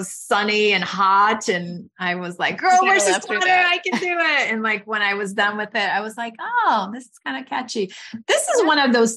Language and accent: English; Brazil; moved away; I grew up in Brazil and I grew up with very limited resources